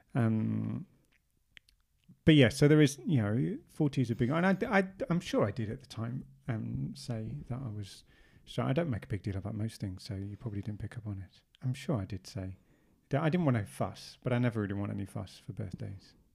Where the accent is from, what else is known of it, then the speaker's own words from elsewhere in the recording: England, United Kingdom; we're English